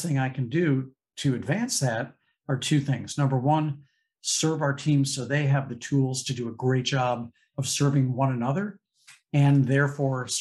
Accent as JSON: {"language": "English", "town": "St. Louis", "region": "Missouri", "country": "United States", "tie": "born or raised there", "said": "growing up in St. Louis"}